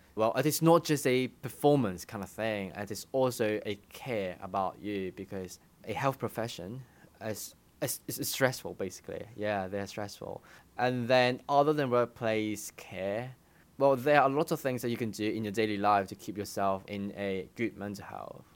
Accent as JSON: {"language": "English", "country": "Hong Kong", "tie": "born or raised there", "also_born_or_lived": "United Kingdom", "moved": "as an adult", "said": "I studied in the U K, but I grew up in Hong Kong"}